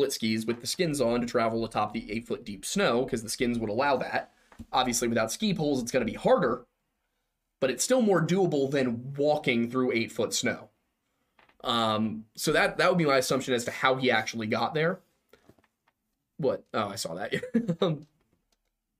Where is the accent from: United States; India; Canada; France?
United States; Philadelphia, Pennsylvania; We grew up here